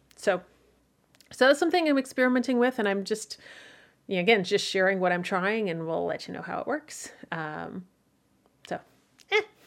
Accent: Midwest, United States; As a Midwesterner

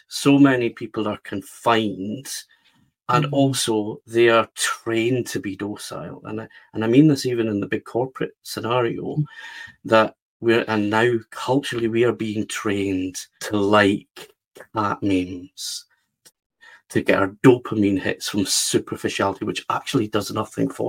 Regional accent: west of Scotland, United Kingdom; I live near Glasgow in the west of Scotland. And that's where I grew up, in a kind of normal west of Scotland town.

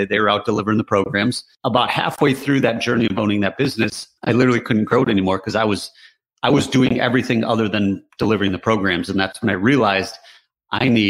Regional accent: Michigan, United States; We grew up in Michigan, which is a very blue collar state

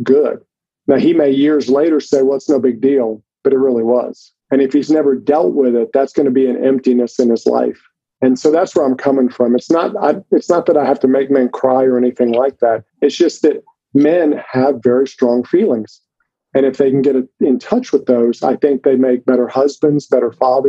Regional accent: Mississippi, United States; I live actually right now in Jackson, Mississippi. I grew up in Mississippi

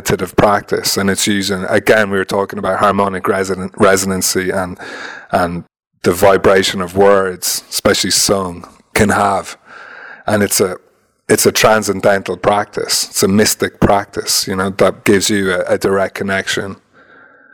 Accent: Ireland; being Irish

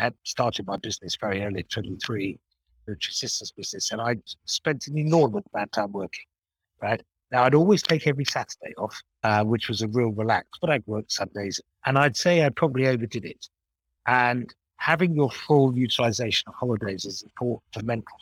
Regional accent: United Kingdom; also born or lived in Japan; I'm British

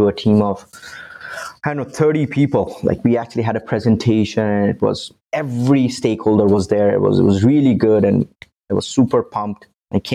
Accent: India; moved away as an adult; now in Canada; I'm originally from India. I moved to Canada about 16 years ago for my university.

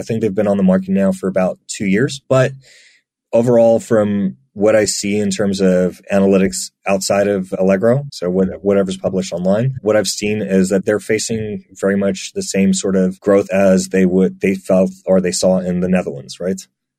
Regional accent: United Kingdom; now in Poland; So I've lived a very mixed life, as you can tell from my accent. I don't sound British, although I am.

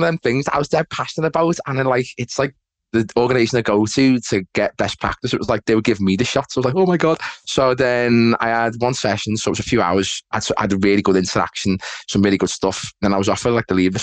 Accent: Liverpool, North West England, United Kingdom; accent: Scouse; as you can tell by my accent, Chris, I am, you know, Merseyside, I'm a Scouser, so Liverpool

